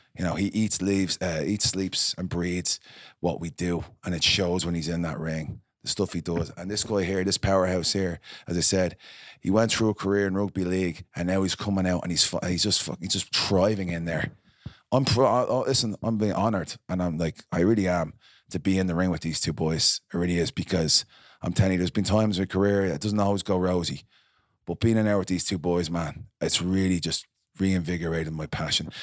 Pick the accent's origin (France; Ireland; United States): Ireland; moved away; I'm from Ireland